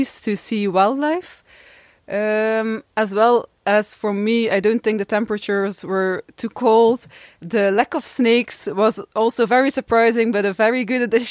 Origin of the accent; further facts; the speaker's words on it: Dutch-speaking part, Flanders, Belgium; I come from Belgium, from the Dutch-speaking part.